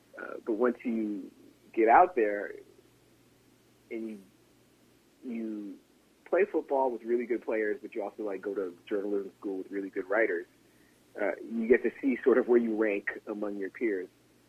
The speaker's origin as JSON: {"language": "English", "town": "Chicago", "region": "Illinois", "country": "United States", "said": "But I'm a different generation. I'm from Chicago. I have rights."}